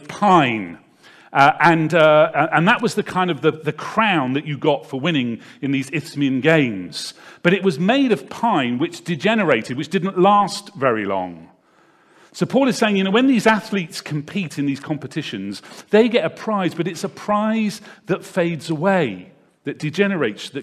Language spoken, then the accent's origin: English; Devizes, South West England, United Kingdom; I grew up in a town not too far away from here called Devizes, which is probably about 40 minutes drive away.